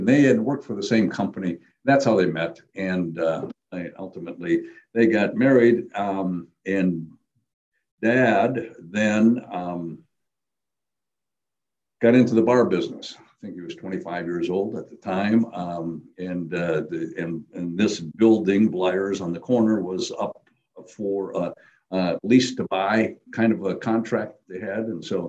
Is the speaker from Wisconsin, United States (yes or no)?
yes; Appleton, Wisconsin, United States; I was born in 46, obviously, then into the 50s. So I grew up on the corner of Walnut and Lawrence. Okay. So that was one block off of the main street in Appleton, Wisconsin